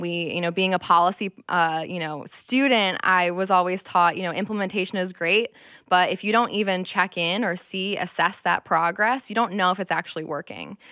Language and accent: English; Rochester, New York, United States; I'm born and raised in Rochester